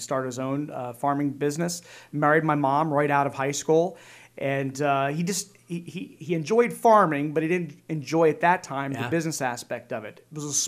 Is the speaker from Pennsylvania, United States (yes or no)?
yes; Drumore Township, Pennsylvania, United States; also born or lived in Lancaster County; Yeah, I grew up on a dairy farm, Southern Lancaster County. My dad was a dairy farmer in Drumore Township the first 10 years or so of my life.